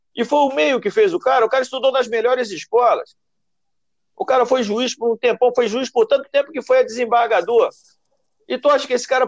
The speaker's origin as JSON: {"language": "Portuguese", "town": "Nova Iguaçu", "region": "Rio de Janeiro", "country": "Brazil", "tie": "born or raised there", "said": "Eu venho da Baixada Fluminense, eu venho de Nova Iguaçu. Tinha boca de fumo atrás da casa onde eu morava."}